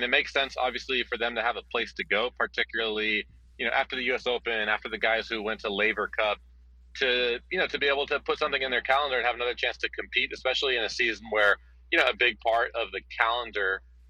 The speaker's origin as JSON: {"language": "English", "town": "San Diego", "region": "California", "country": "United States", "tie": "born or raised there", "said": "as a native San Diegan"}